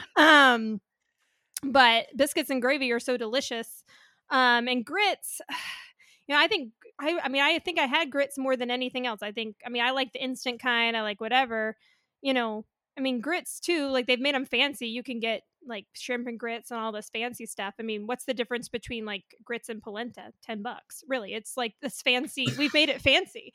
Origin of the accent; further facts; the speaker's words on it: North Carolina, United States; moved away; also born or lived in California; I was born in North Carolina. I always had grits for breakfast, but when I moved to California